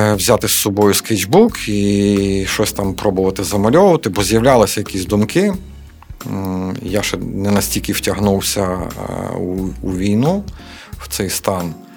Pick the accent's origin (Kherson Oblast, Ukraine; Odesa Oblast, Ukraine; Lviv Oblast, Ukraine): Lviv Oblast, Ukraine; Lviv; ми місцеві, ми знаємо добре місцевість